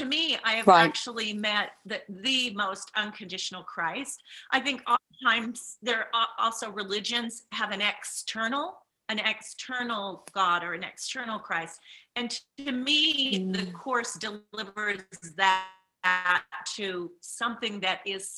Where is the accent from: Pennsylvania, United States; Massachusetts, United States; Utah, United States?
Utah, United States; I'm from Utah, I was raised as a Mormon